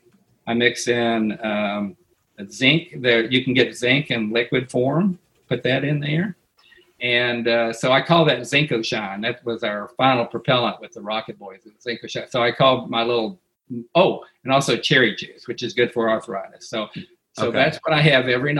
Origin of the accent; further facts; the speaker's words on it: Coalwood, West Virginia, United States; moved away as an adult; now in Huntsville, United States; I grew up in this town where everybody should have been afraid but weren't.